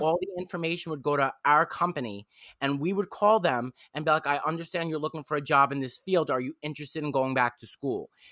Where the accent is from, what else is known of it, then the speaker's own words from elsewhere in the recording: New York City, New York, United States; I'm from Staten Island, New York